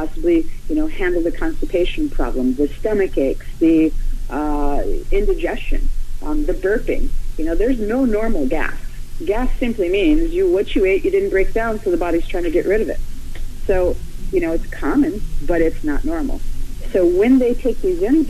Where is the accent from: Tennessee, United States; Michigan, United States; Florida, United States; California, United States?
Florida, United States; I'm from Florida